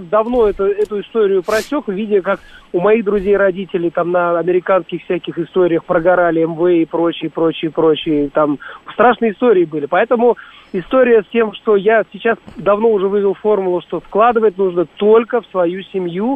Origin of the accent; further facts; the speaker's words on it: Tajikistan; я родом из Таджикской ССР